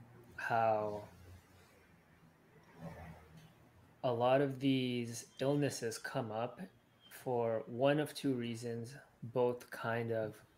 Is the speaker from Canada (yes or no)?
no; Sri Lanka; I'm from Sri Lanka